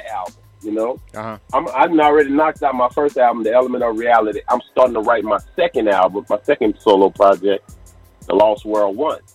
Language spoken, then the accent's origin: English; Crowley, Louisiana, United States; growing up in Crowley as a kid, man, we had so much fun